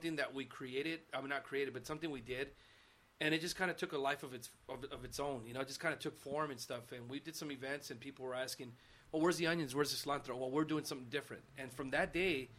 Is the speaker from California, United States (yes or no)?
yes; Los Angeles, California, United States; also born or lived in Miami; I'm from East LA, born and raised